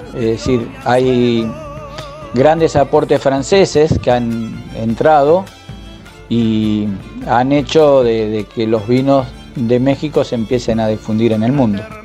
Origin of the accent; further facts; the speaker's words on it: Argentina; nuestro país